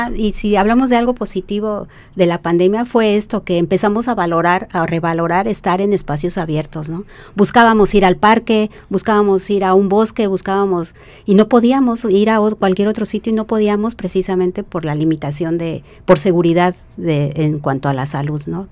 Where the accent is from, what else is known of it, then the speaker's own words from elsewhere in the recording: Mexico City, Mexico; moved away as an adult; also born or lived in Ensenada, Baja California / United Kingdom / Campeche; now in Baja California, Mexico; Soy originaria de la Ciudad de México